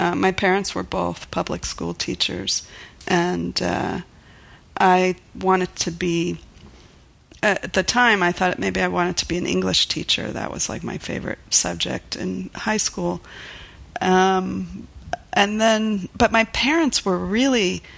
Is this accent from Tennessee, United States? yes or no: no; Miami, Florida, United States; also born or lived in New York City / Chapel Hill, North Carolina / Princeton; now in Portland, United States; I grew up in Miami, Florida.